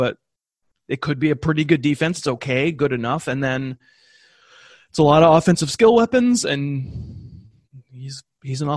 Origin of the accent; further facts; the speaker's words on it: New England, United States; I grew up in New England, so I'm a Patriots fan